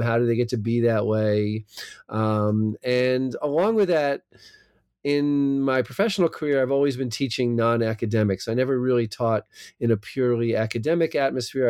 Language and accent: English; New Jersey, United States; accent: American, maybe not a New Jersey accent; moved away as an adult; also born or lived in California; now in Israel; I'm from South Jersey